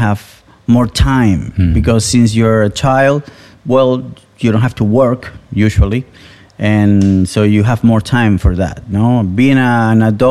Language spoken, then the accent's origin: English; Caracas, Capital District, Venezuela; English is a second language; moved away as an adult; also born or lived in Barcelona, Spain; I was born in Caracas, in Venezuela, in South America